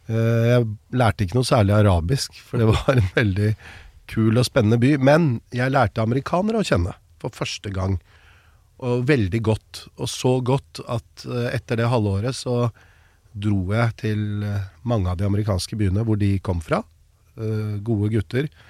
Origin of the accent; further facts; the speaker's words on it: Norway; I oppveksten så tror jeg det var som nordmenn flest. Jeg så på amerikanske filmer, serier eh, Jeg hadde aldri vært i USA.